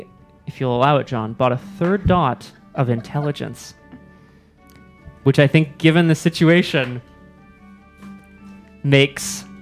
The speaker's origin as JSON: {"language": "English", "country": "Canada", "said": "I'm barely Canadian."}